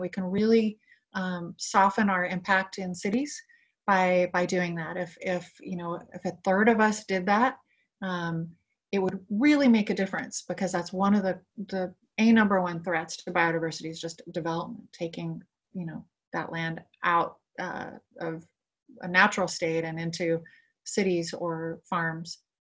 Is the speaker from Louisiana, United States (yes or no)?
no; Lompoc, California, United States; I grew up in Lompoc, which is in northern Santa Barbara County, a kind of rural community.